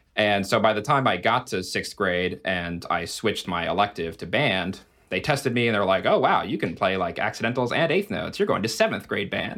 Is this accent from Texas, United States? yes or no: no; Alaska, United States; moved away as an adult; I'm from Alaska